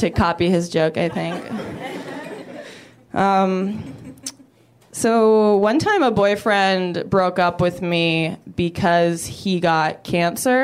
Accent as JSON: {"language": "English", "country": "Canada", "said": "I'm from Canada"}